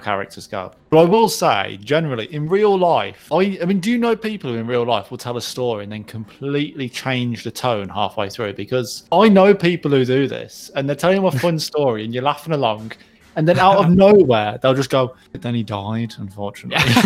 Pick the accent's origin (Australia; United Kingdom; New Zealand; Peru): United Kingdom